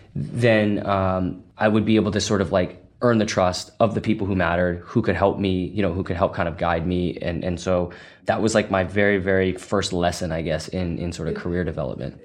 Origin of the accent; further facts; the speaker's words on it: Massachusetts, United States; moved away as an adult; now in San Francisco, United States; Originally from Massachusetts, so definitely still an East Coast guy